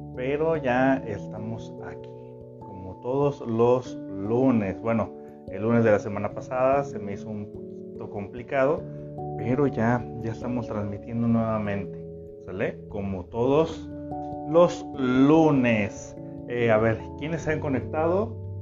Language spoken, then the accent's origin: Spanish; Tepic, Nayarit, Mexico; Yo también soy de aquí, de Tepic